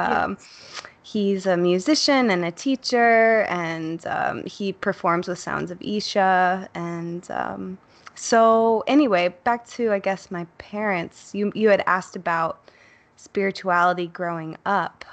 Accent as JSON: {"language": "English", "town": "Chicago", "region": "Illinois", "country": "United States", "tie": "born or raised there", "said": "I grew up in Chicago, Uh, I was born not too far from Wrigley Field"}